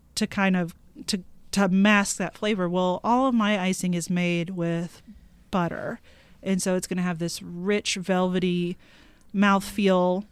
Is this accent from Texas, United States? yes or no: yes; Houston, Texas, United States; now in Billings, United States; I'm from Houston